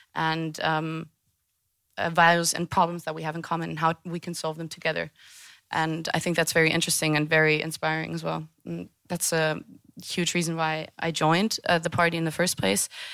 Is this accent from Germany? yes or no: yes; Hanover, Lower Saxony, Germany; also born or lived in Netherlands; I'm from Hanover